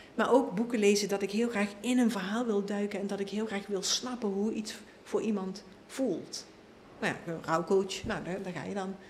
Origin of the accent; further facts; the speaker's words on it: Limburg, Netherlands; ik kom uit Limburg